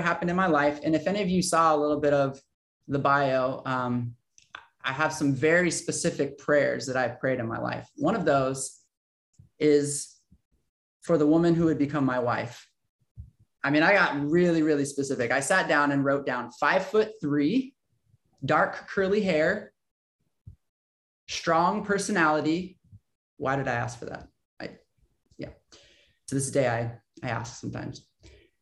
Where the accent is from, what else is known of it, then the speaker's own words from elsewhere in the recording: San Diego, California, United States; I grew up here in San Diego